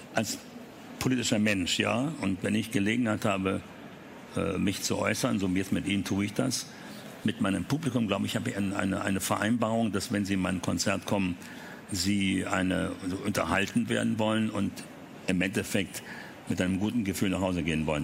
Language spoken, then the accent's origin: German; Berlin, Germany; die französischen Panzer, weil wir im französischen Bezirk lebten